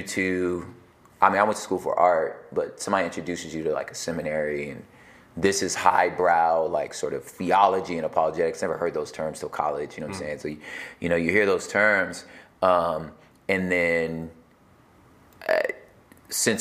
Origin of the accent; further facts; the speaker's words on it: Los Angeles, California, United States; I was born in Los Angeles